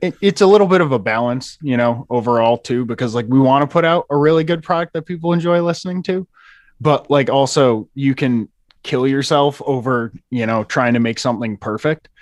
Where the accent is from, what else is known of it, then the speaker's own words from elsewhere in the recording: New York, United States; I grew up in New York